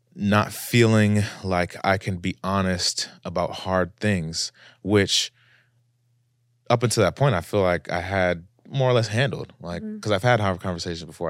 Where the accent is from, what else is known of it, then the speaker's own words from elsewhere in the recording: United States; I'm an American traveling